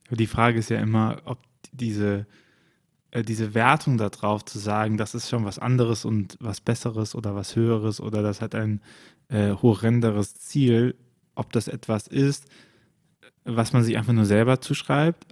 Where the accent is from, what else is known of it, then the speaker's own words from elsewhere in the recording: Bonn, North Rhine-Westphalia, Germany; mein Geburtsort im, im rheinischen äh, Bonn